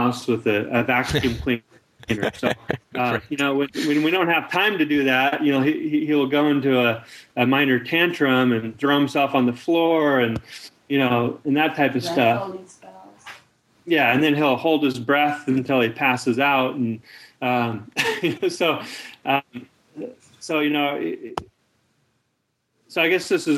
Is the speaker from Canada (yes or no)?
no; United States; I was born in America